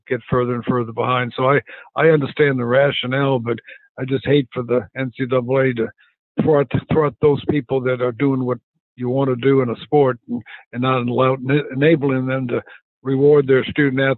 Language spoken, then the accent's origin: English; Phoenix, Arizona, United States; moved away as an adult; also born or lived in Southeast United States; I grew up in Phoenix